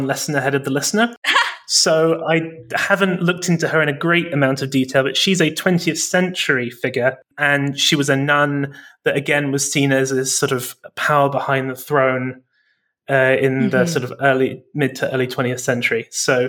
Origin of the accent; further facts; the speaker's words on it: England, United Kingdom; I grew up in Britain, in England